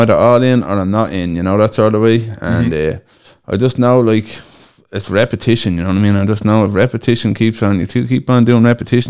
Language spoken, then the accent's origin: English; Dublin, Leinster, Ireland; now in Cork, Ireland; just in case anybody wants to know. I'm originally from Dublin, and I've been living in Cork now nearly 8 years.